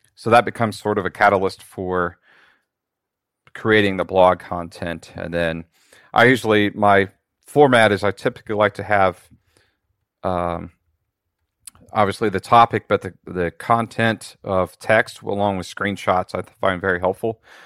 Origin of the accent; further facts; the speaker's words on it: just north of Cincinnati, Ohio, United States; I'm actually from Ohio uh, in the United States. I'm just just north of Cincinnati